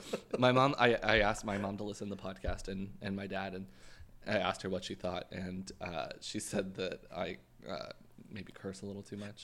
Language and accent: English; Canada; I'm from Canada.